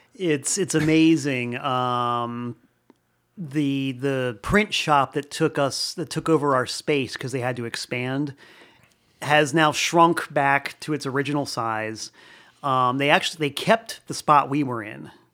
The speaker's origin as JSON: {"language": "English", "region": "Florida", "country": "United States", "moved": "yes", "lives_now": "Danbury, United States", "said": "I'm originally from Florida"}